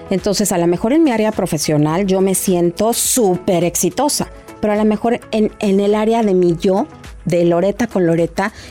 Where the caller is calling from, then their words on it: Costa Rica; Eh, le saludo desde Costa Rica.